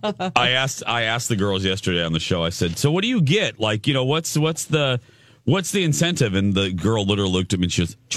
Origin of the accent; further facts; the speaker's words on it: Indiana, United States; when I was growing up in Indiana